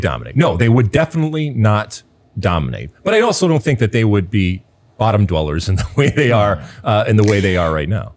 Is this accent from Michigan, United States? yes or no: yes; Michigan, United States; I grew up in Michigan.